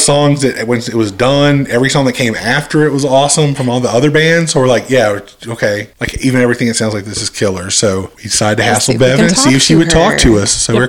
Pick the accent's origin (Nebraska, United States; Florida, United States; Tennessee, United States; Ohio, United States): Tennessee, United States; Memphis; Plus, like growing up in Memphis, like that's one of that places, like it's right there on the edge of Tennessee.